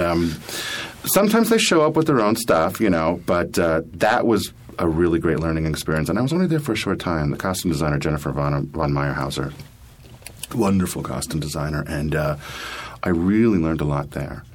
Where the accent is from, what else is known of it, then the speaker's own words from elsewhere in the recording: Allentown, Pennsylvania, United States; moved away as an adult; now in New York City, United States; I'm from Allentown, Pennsylvania originally